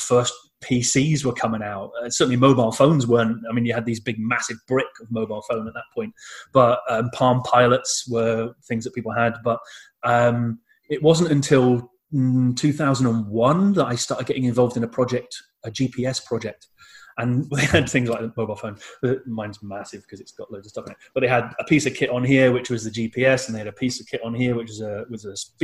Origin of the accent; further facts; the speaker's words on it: United Kingdom; I'm British. I'm too British to salsa